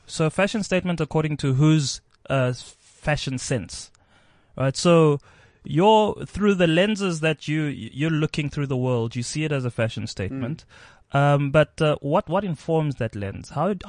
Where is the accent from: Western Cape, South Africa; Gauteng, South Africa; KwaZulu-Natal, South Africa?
Gauteng, South Africa; Pretoria; I am from Pretoria.